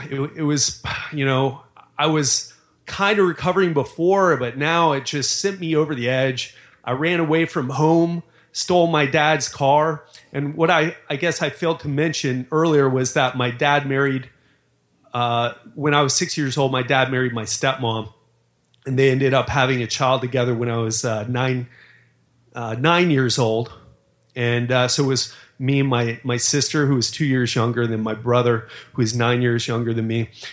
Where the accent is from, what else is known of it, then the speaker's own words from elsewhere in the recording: Miami, Florida, United States; I grew up in Miami